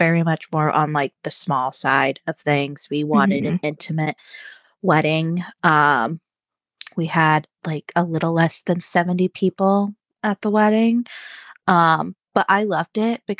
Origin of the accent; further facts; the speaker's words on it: Maine, United States; moved away; I am a transplant and I'm originally from Maine